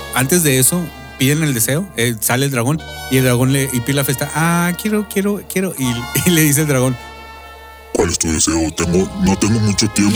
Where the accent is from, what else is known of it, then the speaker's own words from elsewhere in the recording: Mexico; nosotros que somos mexicanos